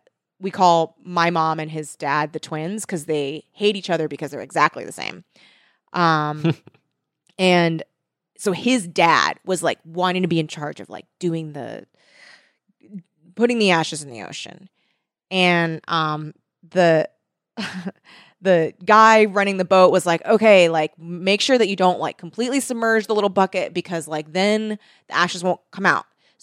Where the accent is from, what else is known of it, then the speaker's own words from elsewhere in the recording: California, United States; every time I've gone to Catalina and growing up in South Bay, it's like a thing to do.